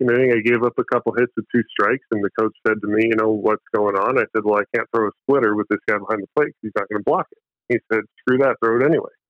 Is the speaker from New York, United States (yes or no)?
no; Phoenix, Arizona, United States; born there; I'm a dual citizen. My dad's Canadian, my mom's American. I was born in Pho